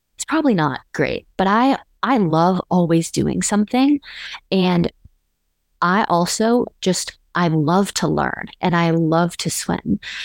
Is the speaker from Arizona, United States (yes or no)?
yes; Scottsdale, Arizona, United States; moved away as an adult; now in Austin, United States; I live in Austin, Texas, but I'm originally from Scottsdale, Arizona